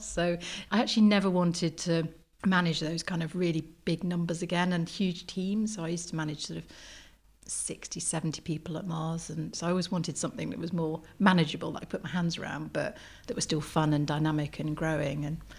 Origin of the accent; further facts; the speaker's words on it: South Wales, United Kingdom; I grew up in the Wye Valley in South Wales. My grandparents lived in the same village